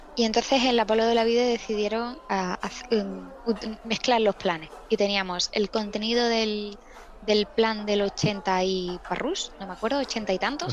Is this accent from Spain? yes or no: yes; Seville, Andalusia, Spain; en Sevilla